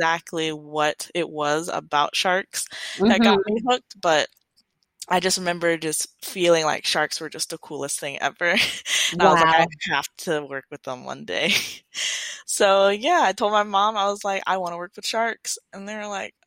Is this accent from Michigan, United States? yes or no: yes; Detroit, Michigan, United States; growing up in Detroit